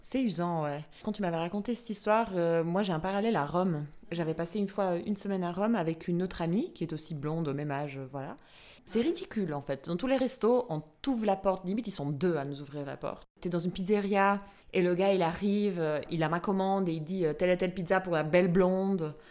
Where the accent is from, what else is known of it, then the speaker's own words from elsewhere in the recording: Albania; now in Switzerland; je suis albanaise, j'ai grandi en Albanie, je suis arrivée en Suisse